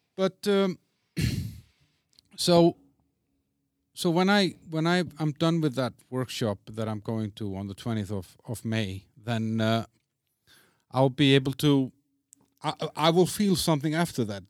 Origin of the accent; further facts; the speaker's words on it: Iceland; I'm from Iceland, so I'm used to rain, I'm used to snow